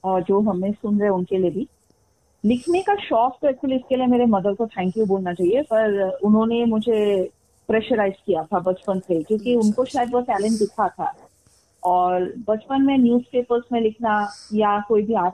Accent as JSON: {"language": "Hindi", "town": "Guwahati", "region": "Assam", "country": "India", "tie": "born or raised there", "also_born_or_lived": "Delhi", "lives_now": "Raipur, India", "said": "uh, मैं born and brought up मैं गुवाहाटी हूँ असम"}